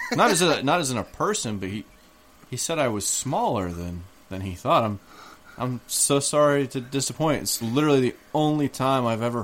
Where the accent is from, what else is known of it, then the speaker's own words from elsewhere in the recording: the North, United States; accent: Northern; I know that I sound more like I'm from the North.